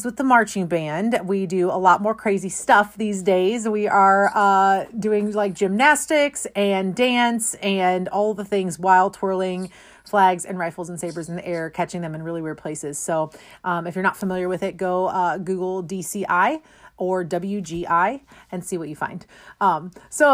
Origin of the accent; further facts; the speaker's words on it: St. Louis, Missouri, United States; we grew up here in St. Louis, and I'm still here